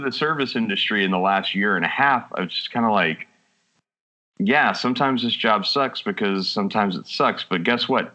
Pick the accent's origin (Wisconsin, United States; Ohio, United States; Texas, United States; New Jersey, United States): Texas, United States; We're from Texas